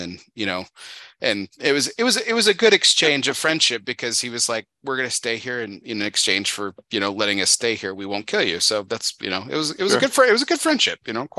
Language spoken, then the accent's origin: English; El Paso, Texas, United States; my hometown in El Paso, Texas.